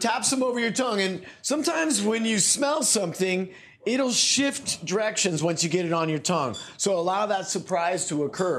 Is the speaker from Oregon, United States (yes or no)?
yes; Oregon, United States; I grew up in Oregon where there's two different strains of native blackberries there, you know? So I grew up eating a lot of blackberries.